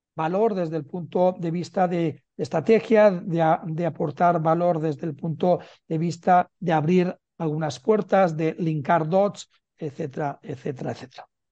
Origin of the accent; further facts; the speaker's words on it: Barcelona, Catalonia, Spain; now in Madrid, Spain; nacido en Barcelona y vivo en Madrid